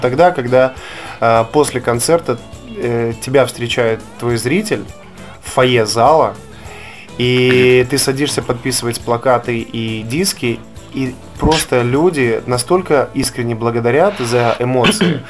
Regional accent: Kobryn, Brest Region, Belarus; moved away; also born or lived in Grodno; у меня на родине, в городе Кобрине.

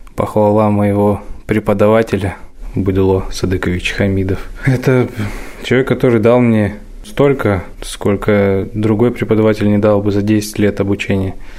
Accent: Omsk, Omsk Oblast, Russia; now in Kursk, Russia; Я родом из Омска

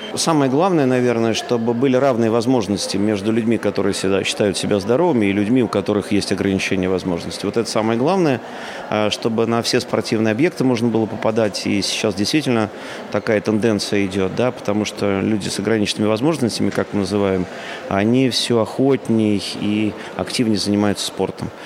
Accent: Voroshilovgrad Oblast, Luhansk Oblast, Ukraine; now in Moscow Oblast, Russia; Я сам родился в Рашиловградской области

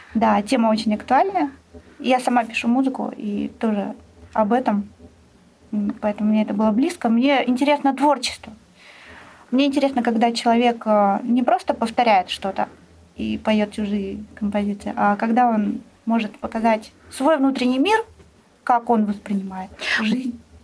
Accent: Saint Petersburg, Russia; у нас в родном городе

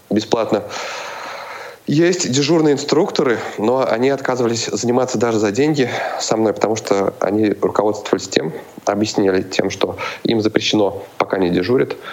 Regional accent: Cheboksary, Chuvashia, Russia; now in Saint Petersburg, Russia; Откуда? Из Чебоксар. Из Чебоксар. Родом, Так.

